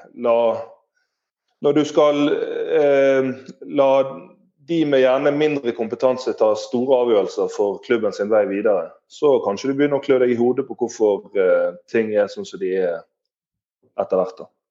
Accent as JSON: {"language": "Norwegian", "town": "Bergen", "region": "Vestland", "country": "Norway"}